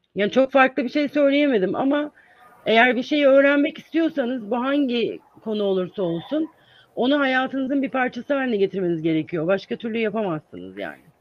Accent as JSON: {"language": "Turkish", "region": "İzmir", "country": "Turkey", "tie": "born or raised there", "also_born_or_lived": "Ankara, Turkey", "moved": "as an adult", "lives_now": "United States", "said": "1970 yılında İzmir'de doğdum ve orada büyüdüm."}